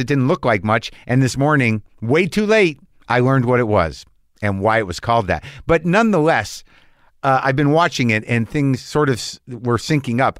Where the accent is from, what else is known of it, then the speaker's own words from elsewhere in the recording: New Mexico, United States; moved away; I grew up in New Mexico